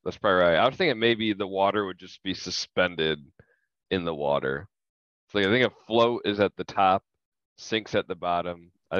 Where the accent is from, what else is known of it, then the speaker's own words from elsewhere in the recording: Phoenix, Arizona, United States; My dad is from Jersey, but I am from Phoenix.